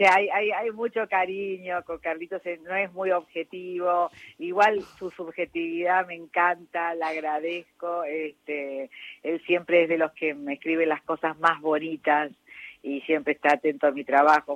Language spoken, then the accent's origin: Spanish; Córdoba, Argentina; now in Buenos Aires, Argentina; Córdoba, que además de ser mi ciudad natal